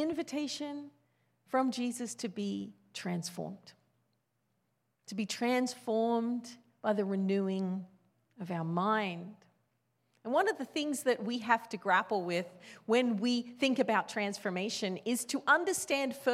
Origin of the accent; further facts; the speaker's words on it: Australia; I grew up in Australia. That's where I was born